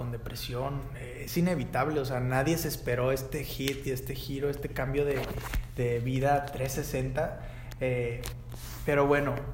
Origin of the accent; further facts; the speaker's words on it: Monterrey, Nuevo León, Mexico; moved away as an adult; also born or lived in Argentina / Los Angeles; now in Mexico City, Mexico; Crecí en Monterrey toda la vida, aquí crecí. Eh, me fui hace cuatro años